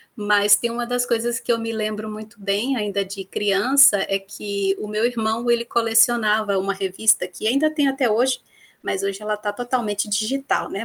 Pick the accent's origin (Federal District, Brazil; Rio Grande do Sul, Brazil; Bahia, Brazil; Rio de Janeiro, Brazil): Bahia, Brazil; Vitória da Conquista; moved away as an adult; also born or lived in Viçosa, Minas Gerais / Campinas, São Paulo; eu sou natural de Vitória da Conquista, no sudoeste da Bahia